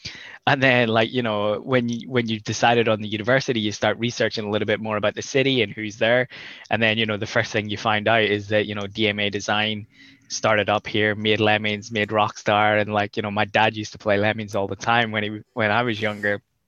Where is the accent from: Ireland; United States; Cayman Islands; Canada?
Ireland; moved away as an adult; now in Scotland, United Kingdom; I'm from Ireland